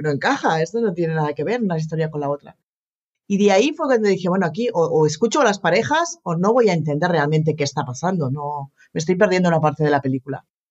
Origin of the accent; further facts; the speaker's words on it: Barcelona, Catalonia, Spain; yo nací en Barcelona y me he criado en Barcelona